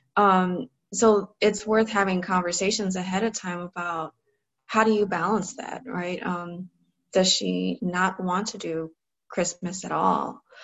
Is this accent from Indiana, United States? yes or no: no; Cleveland, Ohio, United States; I grew up in Cleveland, Ohio, so I was in the Cleveland public school system.